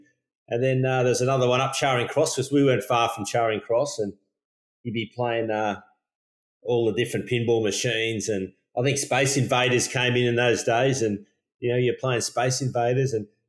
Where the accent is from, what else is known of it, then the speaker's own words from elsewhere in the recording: Sydney, New South Wales, Australia; also born or lived in Paddington; my life growing up was fantastic down at Bronte. So, you know, I was born in Paddington with the women's hospital when it was in Paddington.